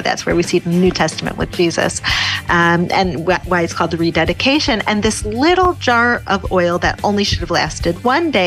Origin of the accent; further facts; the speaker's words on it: Chicago, Illinois, United States; now in Jerusalem, Israel; I grew up in Chicago